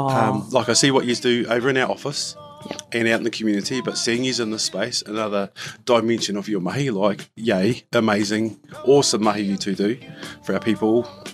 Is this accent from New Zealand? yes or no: yes; Otago, New Zealand; now in Invercargill, New Zealand; I'm from Otago, so it's very similar. And, you know, it creates hardy folk.